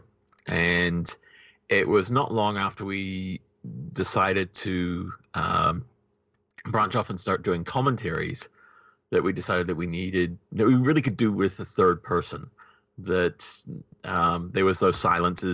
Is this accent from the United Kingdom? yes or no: no; New Zealand; I said, New Zealand